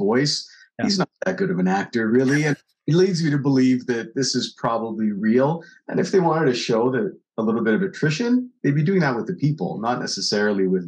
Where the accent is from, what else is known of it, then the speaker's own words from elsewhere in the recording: Vancouver, British Columbia, Canada; moved away as an adult; now in Montreal, Canada; So originally from Vancouver, but currently in Montreal